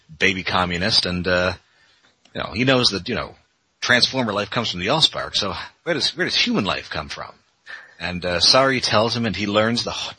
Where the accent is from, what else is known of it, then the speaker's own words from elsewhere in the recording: Canada; I mean, I am from Canada, but close enough to Detroit that I get most of these.